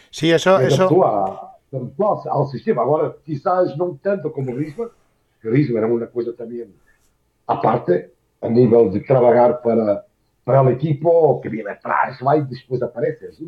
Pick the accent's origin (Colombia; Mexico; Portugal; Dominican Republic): Portugal; Spanish is a second language; moved away as an adult; lo que me toca a mí como portugués